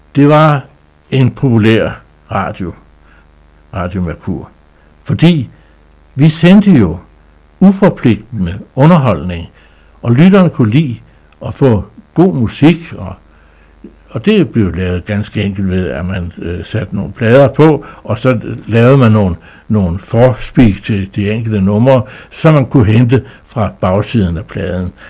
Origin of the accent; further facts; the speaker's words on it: Skagen, North Denmark Region, Denmark; min barndom op på Skagen